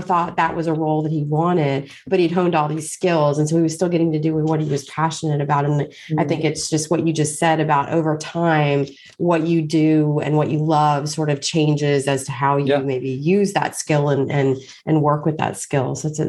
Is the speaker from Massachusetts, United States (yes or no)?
no; Washington, District of Columbia, United States; my father was a policeman growing up in Washington, D.C.